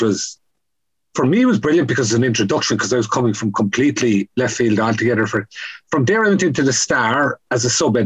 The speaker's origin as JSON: {"language": "English", "area": "County Kerry", "region": "Munster", "country": "Ireland", "tie": "born or raised there", "also_born_or_lived": "Donegal / Cork / England / Scotland", "moved": "yes", "said": "I grew up in Carsaigh in County Kerry. My family moved for a brief period to Donegal and ended up in Cork."}